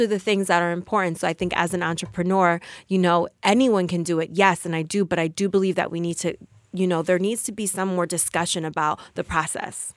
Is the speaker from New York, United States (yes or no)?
no; Passaic, New Jersey, United States; I am from Passaic, New Jersey